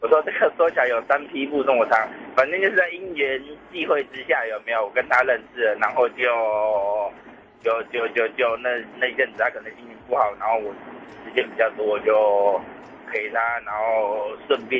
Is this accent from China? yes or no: no; Hsinchu, Taiwan; 在新竹啊。